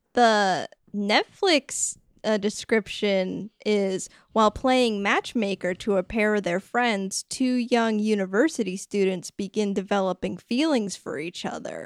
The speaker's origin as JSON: {"language": "English", "region": "Rhode Island", "country": "United States", "said": "A sound that I literally cannot make because I'm from Rhode Island."}